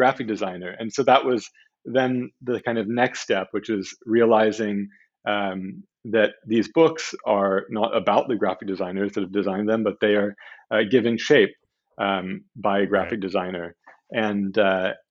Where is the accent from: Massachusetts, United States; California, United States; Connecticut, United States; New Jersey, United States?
California, United States; Southern; I grew up in Southern California